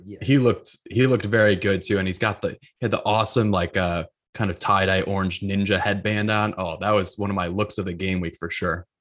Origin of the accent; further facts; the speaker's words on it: Grafton, Wisconsin, United States; He's from my hometown